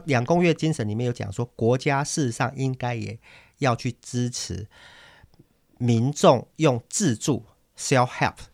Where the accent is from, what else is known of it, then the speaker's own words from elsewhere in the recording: Taiwan; 那为什么我们台湾还要不断的征收非常多的土地变成建地啊